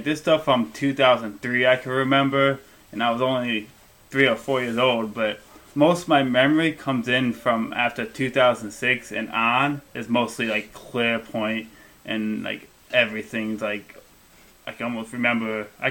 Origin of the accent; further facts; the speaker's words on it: Illinois, United States; I'm from Illinois, not too far from Chicago.